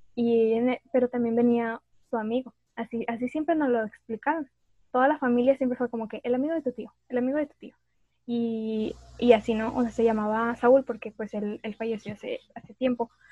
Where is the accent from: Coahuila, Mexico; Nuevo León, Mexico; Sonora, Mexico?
Nuevo León, Mexico; Monterrey; una regia